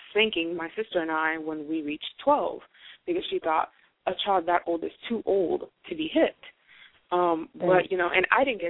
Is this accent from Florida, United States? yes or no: yes; South Florida, United States; I grew up in South Florida, which is like a cultural melting pot.